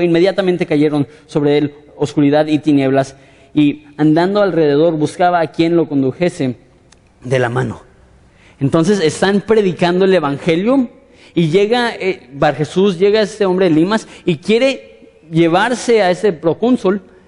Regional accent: Mexico; nosotros como mexicanos

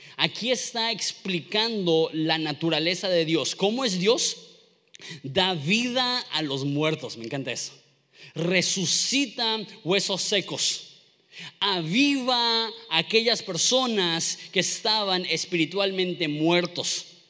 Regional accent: Mexico; siendo mexicanos

